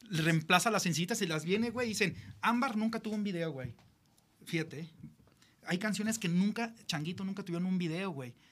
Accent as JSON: {"language": "Spanish", "country": "Mexico", "said": "pues somos mexicanos, güey."}